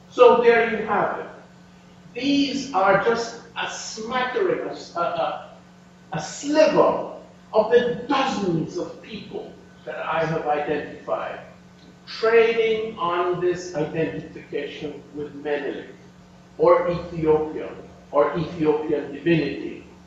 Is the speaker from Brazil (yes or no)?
no; Jamaica; I come from Jamaica